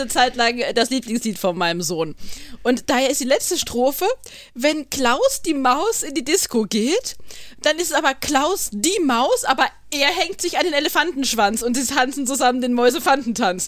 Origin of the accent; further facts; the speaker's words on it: Rhineland-Palatinate, Germany; accent: Pfälzisch; ich red pelsisch